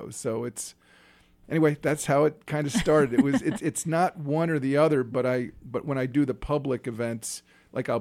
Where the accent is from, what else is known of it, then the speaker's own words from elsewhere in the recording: East Coast, United States; moved away as an adult; also born or lived in North Carolina; I grew up in the East Coast